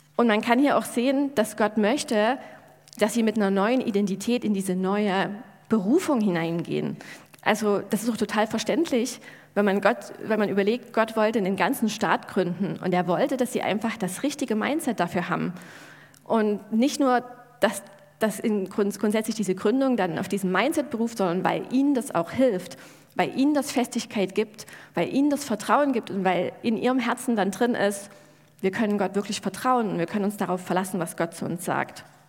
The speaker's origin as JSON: {"language": "German", "country": "Germany", "said": "wir Deutschen"}